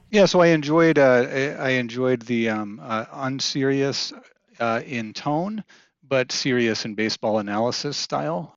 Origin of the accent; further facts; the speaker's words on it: Kansas City, United States; I grew up in the Kansas City area